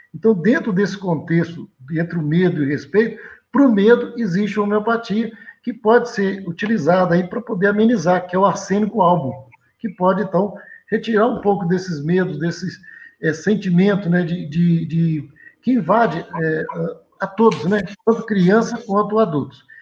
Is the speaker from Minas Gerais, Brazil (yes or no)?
yes; Leopoldina, Minas Gerais, Brazil; Eu sou natural de Leopoldina